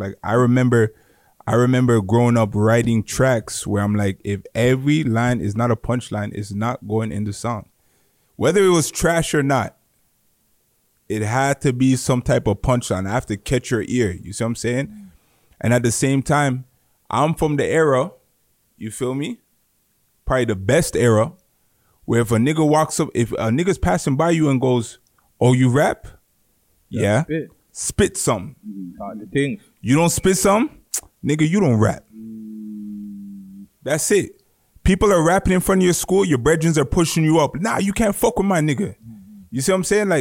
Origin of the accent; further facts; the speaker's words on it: Mississauga, Ontario, Canada; I'm from Malton. We're in the middle of everything. We're in the middle of Brampton, Saga, Toronto